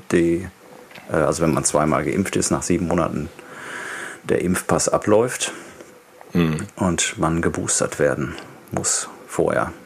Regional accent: Germany; moved away as an adult; also born or lived in Denmark; now in Copenhagen, Denmark; als, als Deutscher, wenn man aus einem, aus einem Land kommt, wo 83 Millionen Menschen leben, und dann in ein Land zieht mit 5,8 Millionen

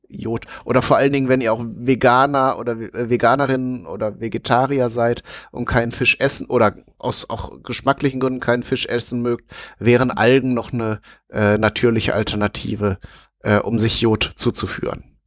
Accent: Alpine region, Southern Germany, Germany; bei uns in Süddeutschland, also im Alpenraum

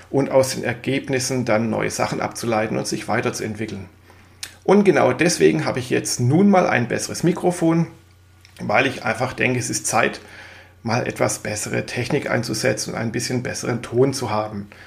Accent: Swabia, Germany; now in Mainz, Germany; Ich gebe es ja zu, ich bin Schwabe, das werde ich nie ablegen, auch wenn ich schon seit vielen Jahren im wunderschönen Mainz wohne.

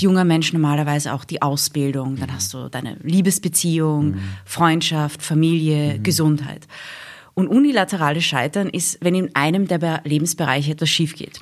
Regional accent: England, United Kingdom; moved away; also born or lived in Wiener Neustadt, Austria / Vienna, Austria; wir sind nach England gezogen, wie ich sieben Jahre alt war. Also ich bin in Wiener Neustadt geboren, dann in England aufgewachsen.

